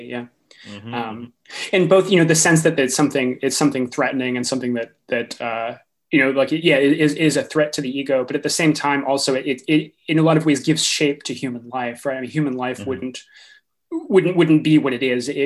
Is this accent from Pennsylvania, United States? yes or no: no; Eastern Massachusetts, United States; now in Sacramento, United States; I grew up in Massachusetts, actually, in Eastern Massachusetts